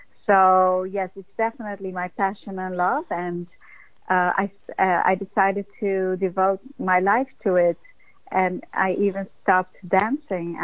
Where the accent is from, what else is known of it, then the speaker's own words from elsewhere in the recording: Netherlands; moved away as an adult; also born or lived in New York, United States; I came from Holland at 18 to be a dancer in New York